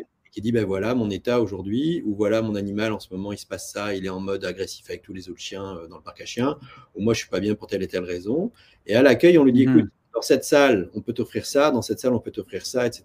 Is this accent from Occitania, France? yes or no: yes; near Toulouse, Occitania, France; moved away as an adult; also born or lived in Paris / Tokyo / New York; now in Canada; je viens d'une belle région de France qui s'appelle euh, le Sud-Ouest, et près de Toulouse, en l'occurrence. Mmh. Euh, ça, c'est les origines